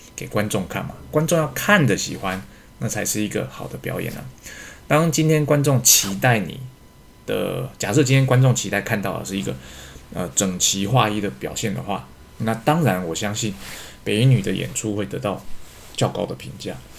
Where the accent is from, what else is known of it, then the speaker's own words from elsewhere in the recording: Taiwan; 实际上我们台湾人，哦，都知道不是那么一回事